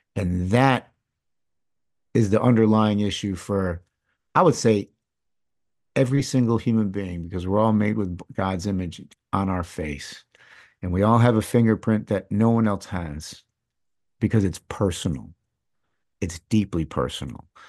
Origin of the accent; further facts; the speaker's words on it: East Lansing, Michigan, United States; first language English; growing up in Michigan